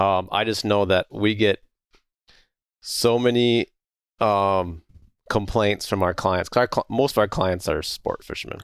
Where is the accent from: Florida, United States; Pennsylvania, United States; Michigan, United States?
Michigan, United States; I'm from Michigan